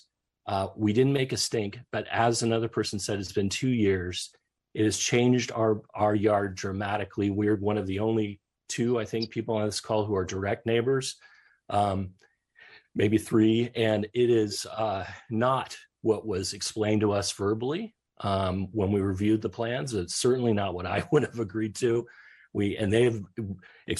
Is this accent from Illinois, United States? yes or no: no; Palo Alto, California, United States; moved away as an adult; We moved here to get away from the type of place we grew up in. When I say I'm from Palo Alto